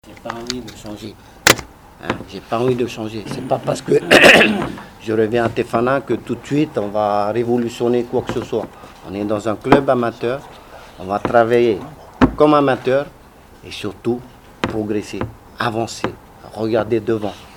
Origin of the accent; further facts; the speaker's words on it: French Polynesia; moved away; also born or lived in France; chez nous à Mataya